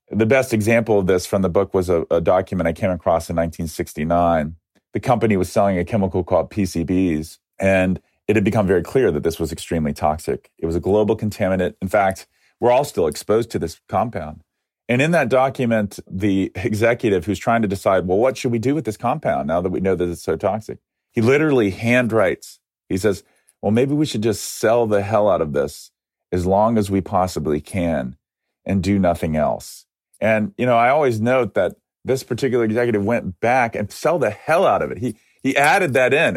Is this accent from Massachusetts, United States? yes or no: no; Atlanta, Georgia, United States; moved away; also born or lived in Ohio; the history of Coca Cola which started in my hometown